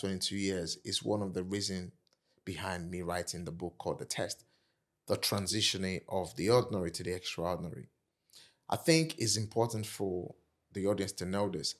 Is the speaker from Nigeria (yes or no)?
yes; Nigeria; accent: African; moved away as an adult; also born or lived in Kent, United Kingdom; now in United Kingdom; I'm African, I'm Nigerian